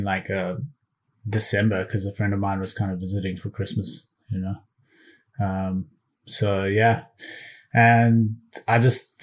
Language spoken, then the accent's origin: English; South Africa; also born or lived in United Kingdom / Boston, Massachusetts / New York; now in Los Angeles, United States; I grew up in South Africa and then spent a short amount of time in the UK, went back to South Africa, and then moved to Boston, Massachusetts.